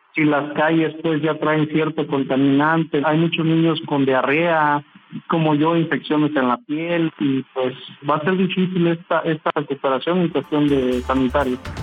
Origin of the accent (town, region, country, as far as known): Coyuca de Benítez, Guerrero, Mexico